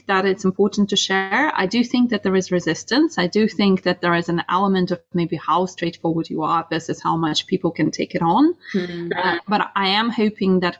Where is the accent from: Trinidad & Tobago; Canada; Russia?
Russia; now in United Kingdom; growing up in Russia